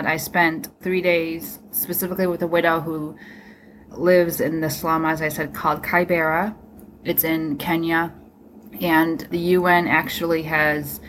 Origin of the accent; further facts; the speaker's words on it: Grand Rapids, Michigan, United States; also born or lived in South Korea; my hometown, Michigan